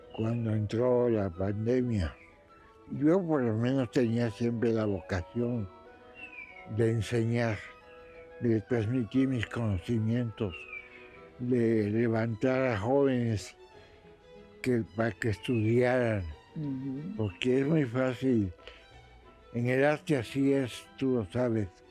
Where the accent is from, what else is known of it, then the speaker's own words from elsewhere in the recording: Mexico; first language Spanish; also born or lived in Russia; Soy mexicano y muy mexicano